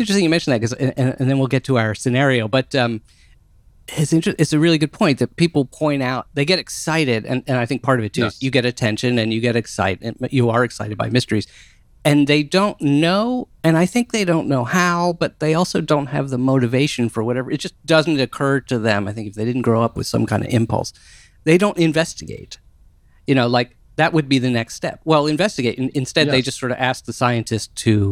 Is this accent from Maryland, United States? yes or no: yes; Maryland, United States; I was growing up in Maryland